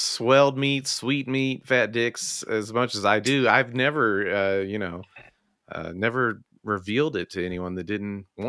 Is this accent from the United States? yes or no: yes; Memphis, Tennessee, United States; growing up in Memphis